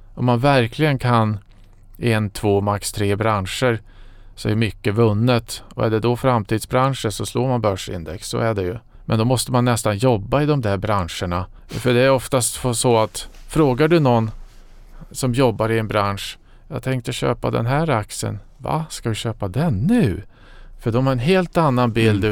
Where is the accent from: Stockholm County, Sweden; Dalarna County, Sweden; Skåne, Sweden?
Dalarna County, Sweden; Falun; moved away as an adult; jag kommer från eh, Falun